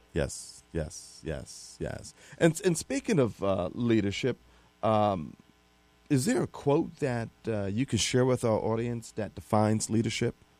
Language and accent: English; Atlantic City, New Jersey, United States; moved away; I grew up in Atlantic City